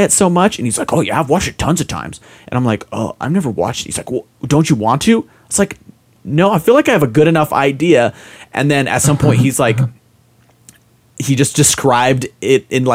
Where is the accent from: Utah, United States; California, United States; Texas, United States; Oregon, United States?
Utah, United States; I grew up in Utah. I went to like all of my schooling in Utah